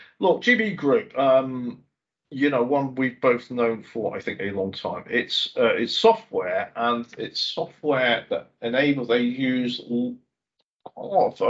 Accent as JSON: {"language": "English", "area": "schooling just south of Glasgow", "region": "Scotland", "country": "United Kingdom", "tie": "born or raised there", "also_born_or_lived": "England (born)", "moved": "yes", "said": "I was brought up in Scotland"}